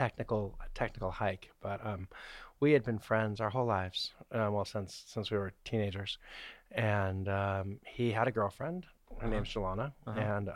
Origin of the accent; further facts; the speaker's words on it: Orange, California, United States; I grew up in Orange County. Me too. City of Orange.